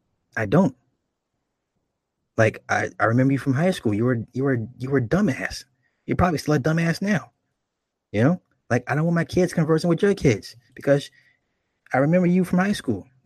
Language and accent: English; Toledo, Ohio, United States; Like, I'm from Toledo. I see people from my town.